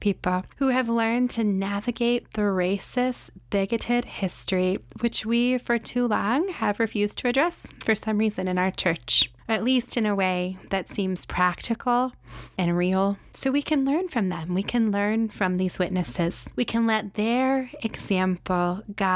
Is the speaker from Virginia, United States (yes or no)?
yes; Charlottesville, Virginia, United States; my hometown